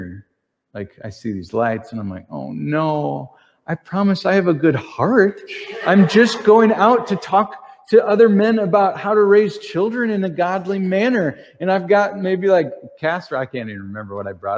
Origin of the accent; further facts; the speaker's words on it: Texas, United States; I come from Texas